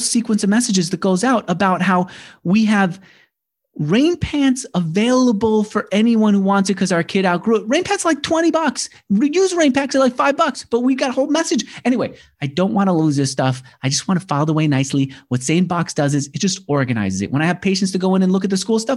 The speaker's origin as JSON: {"language": "English", "region": "New York", "country": "United States", "said": "I'm a New Yorker."}